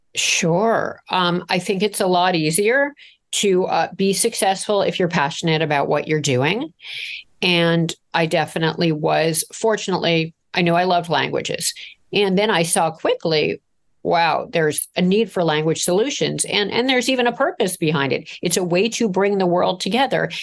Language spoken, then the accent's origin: English; Toronto, Ontario, Canada; I grew up in Toronto